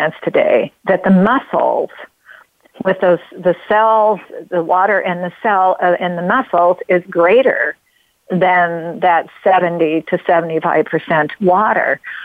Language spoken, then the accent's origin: English; Oregon, United States; I come from Oregon. Uh, I'm uh, born in Oregon. We love water in Oregon. We live in the famous Rogue Valley